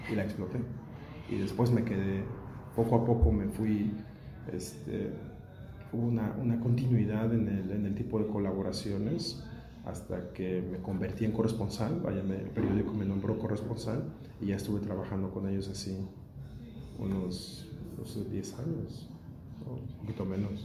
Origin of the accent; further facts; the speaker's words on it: Mexico; moved away as an adult; now in Berlin, Germany; Soy un periodista mexicano, nacido en México y ahora naturalizado alemán. Vivo desde hace 16 años en, Berlín